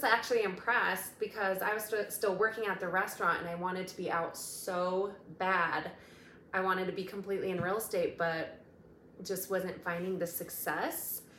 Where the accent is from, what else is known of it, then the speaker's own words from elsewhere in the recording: Denver, Colorado, United States; Yes, both Denver natives